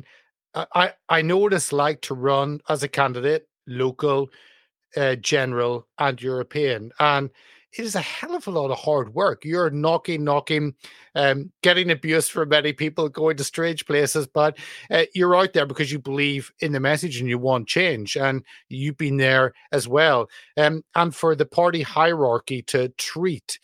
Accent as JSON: {"language": "English", "country": "United Kingdom", "said": "as a Brit"}